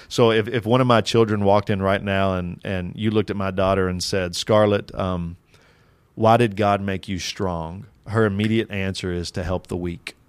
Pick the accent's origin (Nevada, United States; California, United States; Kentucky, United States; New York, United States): Kentucky, United States; I'm from Kentucky